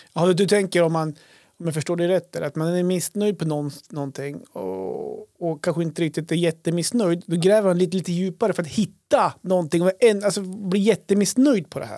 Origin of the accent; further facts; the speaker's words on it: Krokom, Jämtland, Sweden; när jag var liten, när vi var liten, bodde i Krokom